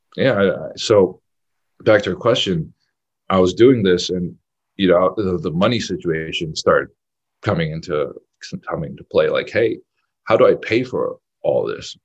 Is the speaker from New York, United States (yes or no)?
yes; New York City, New York, United States; I, I, grew up in Brooklyn, New York